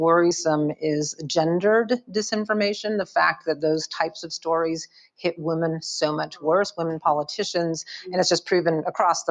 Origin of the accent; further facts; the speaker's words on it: United States; as an American